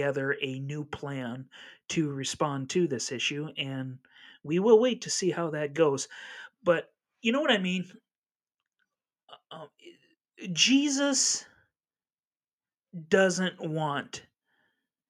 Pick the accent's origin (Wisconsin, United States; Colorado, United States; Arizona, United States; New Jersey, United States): Wisconsin, United States; La Crosse; in my hometown of La Crosse, Wisconsin